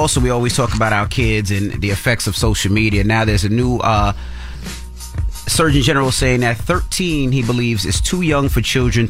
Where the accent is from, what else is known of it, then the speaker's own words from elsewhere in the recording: New York City, New York, United States; I grew up in Queens Village, Queens, and it's a very Caribbean Haitian area, right?